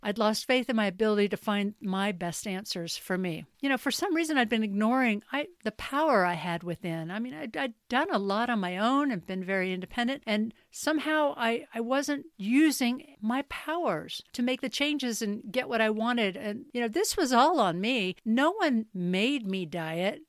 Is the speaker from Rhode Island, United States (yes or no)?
no; Mint Hill, North Carolina, United States; moved away as an adult; also born or lived in Stamford, Connecticut / Boston / Hong Kong / Charlotte; now in England; I was born in Stamford, Connecticut, then transplanted to a rural horse farm in Mint Hill, North Carolina, outside Charlotte